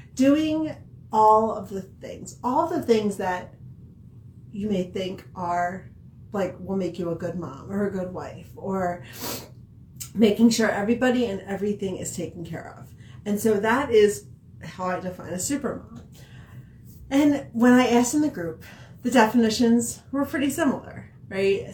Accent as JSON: {"language": "English", "area": "outside of Philadelphia", "region": "Pennsylvania", "country": "United States", "tie": "born or raised there", "also_born_or_lived": "Billings, Montana", "moved": "yes", "lives_now": "Montana, United States", "said": "growing up in Pennsylvania, outside I was from outside of Philadelphia"}